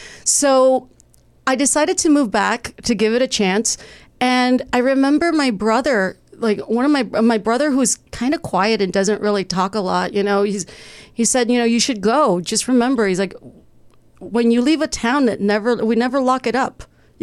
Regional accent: Texas, United States; now in Los Angeles, United States; I moved around a lot. I moved from Texas. I went to college for a bit in St. Louis.

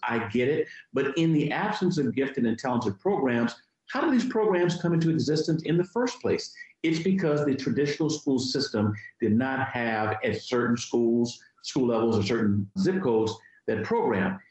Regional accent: Virginia, United States; My home state of Virginia

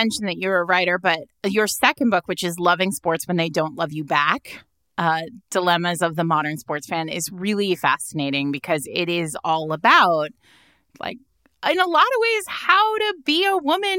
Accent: New England, United States; From the way I grew up in Patriots country and Red Sox country.

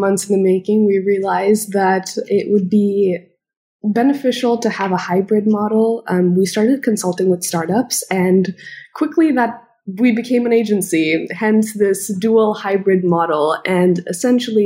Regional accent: Indonesia; moved away as an adult; now in Los Angeles, United States; I'm originally from Indonesia. I was born and brought up there, and I'm ethnically Indian

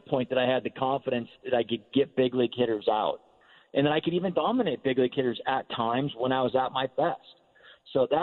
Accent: Northern Nevada, United States; I grew up in Northern Nevada, so, you know, Giant fan growing up

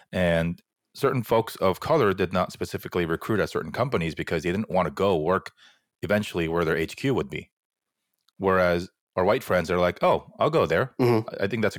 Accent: Fullerton, California, United States; I grew up in Fullerton, right? It's super Korean.

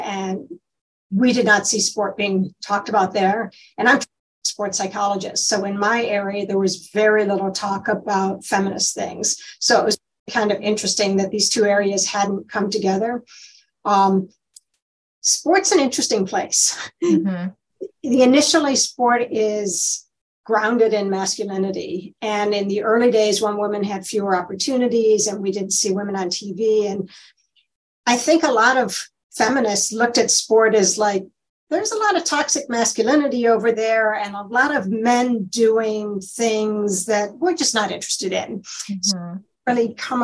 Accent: Michigan, United States; also born or lived in Ohio; I'm from Michigan

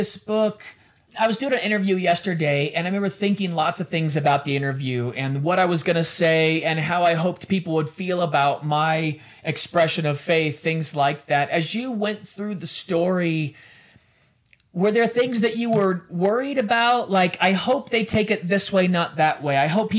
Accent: United States; also born or lived in London; I'm American.

